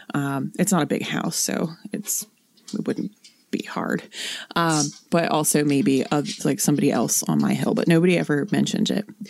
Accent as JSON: {"language": "English", "region": "North Central West Virginia", "country": "United States", "said": "I am from North Central West Virginia. I am from the woods."}